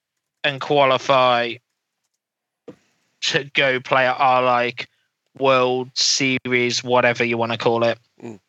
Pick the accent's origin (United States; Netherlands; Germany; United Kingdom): United Kingdom; England; We're from England, so we're the first stop, and we're going to fly to 42 countries.